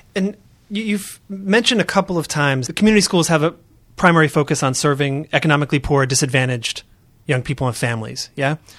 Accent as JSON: {"language": "English", "town": "Oakland", "region": "California", "country": "United States", "said": "I'm from Oakland, California"}